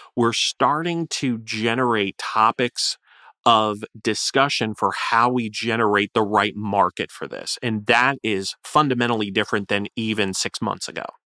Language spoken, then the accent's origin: English; Florida, United States; Florida, uh, my home state